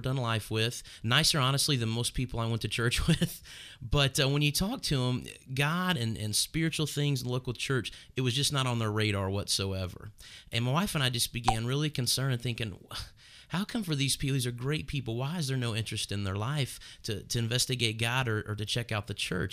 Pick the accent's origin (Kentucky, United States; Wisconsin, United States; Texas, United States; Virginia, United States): Kentucky, United States; Northern; I'm from Northern Kentucky where we planted this church and grew up in this area